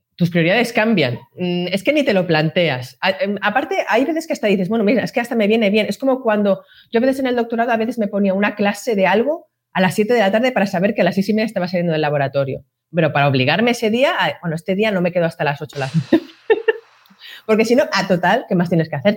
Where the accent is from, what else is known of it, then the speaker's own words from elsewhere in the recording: Madrid, Community of Madrid, Spain; yo soy del barrio de la Prosperidad de Madrid